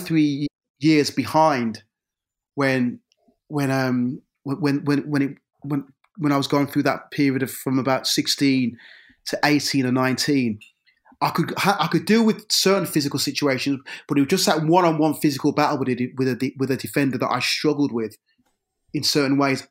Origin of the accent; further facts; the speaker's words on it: Birmingham, West Midlands, United Kingdom; I grew up in a, in an area of Birmingham c, called Lee Bank